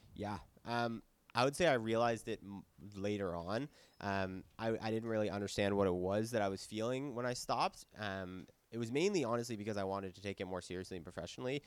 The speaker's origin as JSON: {"language": "English", "town": "Ottawa", "region": "Ontario", "country": "Canada", "also_born_or_lived": "Halifax", "moved": "yes", "said": "I'm from Ottawa, I was living in Halifax"}